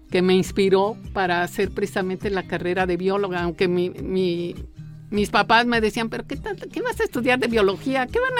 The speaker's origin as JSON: {"language": "Spanish", "region": "Mexico City", "country": "Mexico", "tie": "born or raised there", "said": "En la Ciudad de México."}